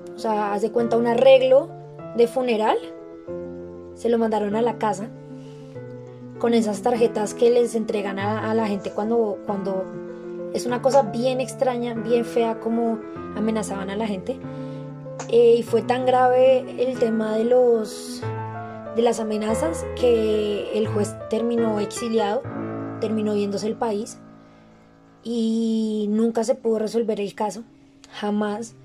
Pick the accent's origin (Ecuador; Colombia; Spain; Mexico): Colombia; todos como colombianos